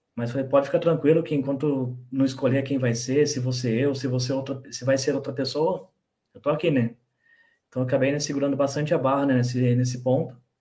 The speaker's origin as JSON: {"language": "Portuguese", "town": "Bragança Paulista", "region": "São Paulo", "country": "Brazil", "tie": "born or raised there", "also_born_or_lived": "Joanópolis", "said": "nascido em Joanópolis, moro em Bragança, morei quando era pequeno em São Paulo e voltei para Bragança"}